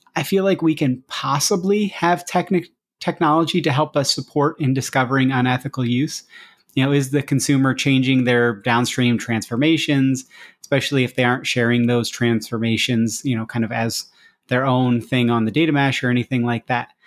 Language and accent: English; United States; as an American